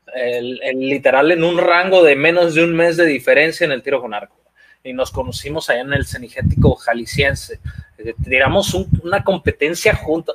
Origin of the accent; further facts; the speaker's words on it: Mexico; De México.